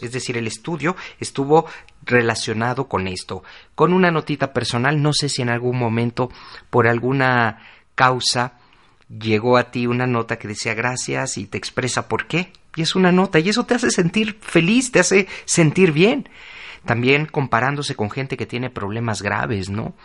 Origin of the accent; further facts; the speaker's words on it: Mexico; Para nosotros como mexicanos